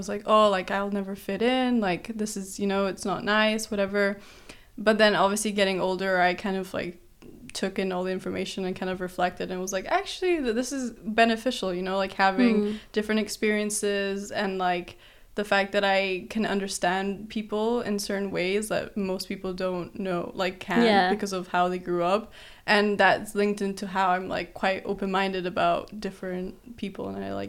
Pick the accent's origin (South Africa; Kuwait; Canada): Kuwait; also born or lived in Brazil; But I was born in Brazil, and I moved around quite a bit till the age of 3, where I moved to Kuwait, which is in the Middle East